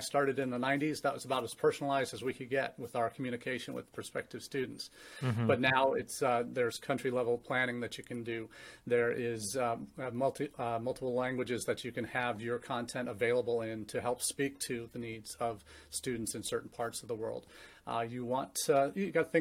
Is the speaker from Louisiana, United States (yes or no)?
no; St. Louis, Missouri, United States; also born or lived in England; now in Findlay, Ohio, United States; my dad's company moved him from the U.K. to the home office in St. Louis, Missouri, where I grew up